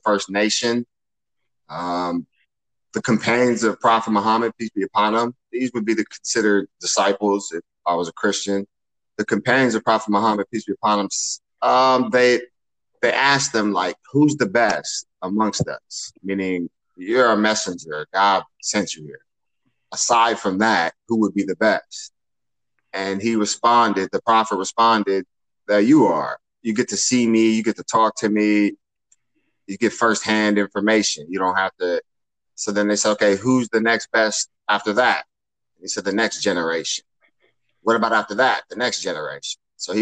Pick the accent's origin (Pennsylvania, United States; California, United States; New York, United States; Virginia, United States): California, United States; Los Angeles; moved away as an adult; also born or lived in Pasadena, California / Fort Wayne, Indiana; I grew up in Los Angeles or Pasadena, California, and I grew up in the heart of gangbang.